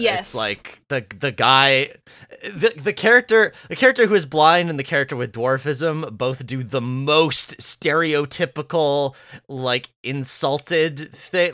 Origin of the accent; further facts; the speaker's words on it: Vancouver, British Columbia, Canada; accent: West Coast; I'm Canadian